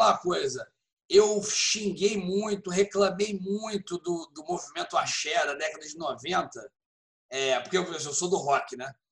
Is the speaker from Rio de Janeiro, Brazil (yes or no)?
yes; Rio de Janeiro, Brazil; Como a gente é do Rio, a gente não sente.